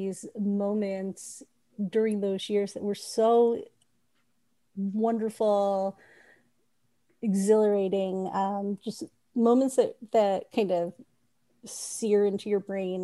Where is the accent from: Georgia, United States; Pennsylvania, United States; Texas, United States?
Georgia, United States; Sandy Springs; now in Roswell, United States; I grew up in a suburb called Sandy Springs.